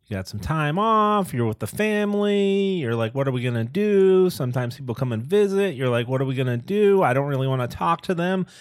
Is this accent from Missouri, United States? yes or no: no; Boston, Massachusetts, United States; I grew up in the Boston area